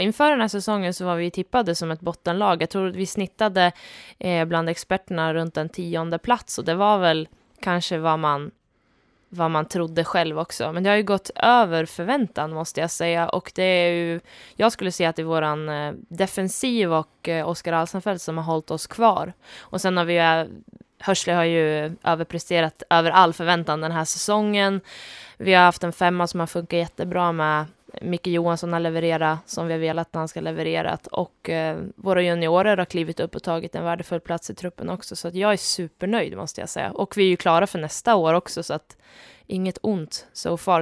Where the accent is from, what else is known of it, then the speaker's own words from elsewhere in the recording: Köping, Västmanland, Sweden; moved away; also born or lived in Luleå; jag kom från Köping, född och uppvuxen strax utanför